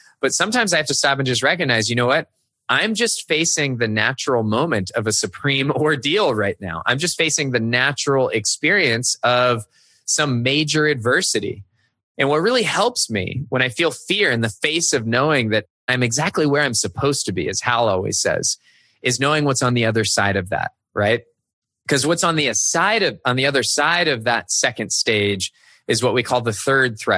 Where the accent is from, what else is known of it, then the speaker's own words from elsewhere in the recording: San Jose, California, United States; moved away; I grew up in San Jose, California, where there were no seasons.